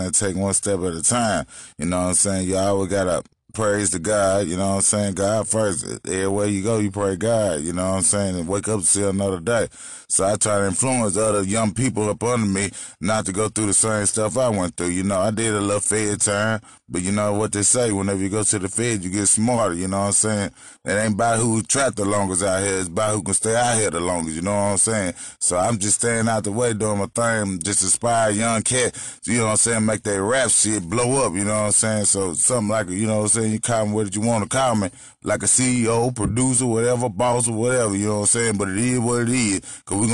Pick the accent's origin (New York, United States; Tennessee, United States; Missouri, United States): Tennessee, United States; Thompson's Station; also born or lived in Columbia, Tennessee; I'm from Columbia, man. Originally from Thompson Station